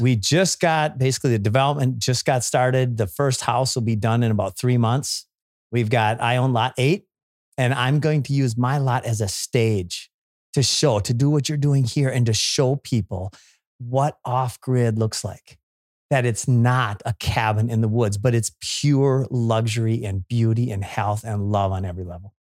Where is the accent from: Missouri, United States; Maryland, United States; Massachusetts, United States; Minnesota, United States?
Minnesota, United States; I grew up in Minnesota